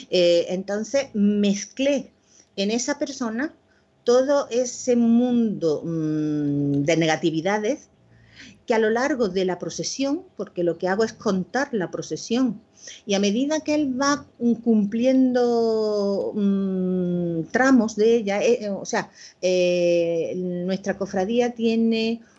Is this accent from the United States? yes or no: no; Córdoba, Andalusia, Spain; bueno, ese relato es una experiencia personal, porque he hablado pues, de mi infancia en Córdoba, yo nací en esa ciudad, y bueno, esos recuerdos de la infancia, de la mano de mi padre, de, paseos